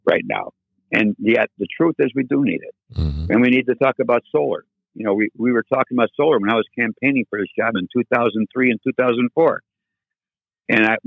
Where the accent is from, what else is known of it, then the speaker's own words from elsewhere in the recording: Lyndhurst, Ohio, United States; also born or lived in Euclid, Ohio; I grew up in Lyndhurst. Born in Euclid, and then in 1958, we moved up to Lyndhurst.